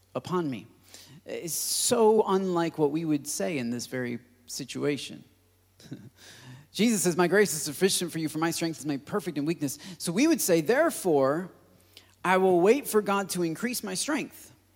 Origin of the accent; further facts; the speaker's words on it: United States; As, as American Christians